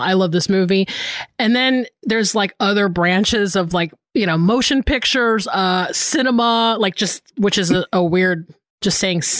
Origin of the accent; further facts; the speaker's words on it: the South, United States; moved away as an adult; also born or lived in Florida; now in Los Angeles, United States; I grew up in the South